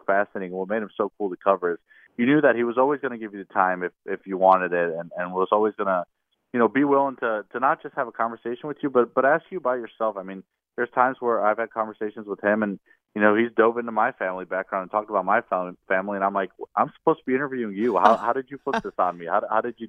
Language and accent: English; Indiana, United States; moved away; I'm originally from Indiana, so I was out of town last week back home visiting my family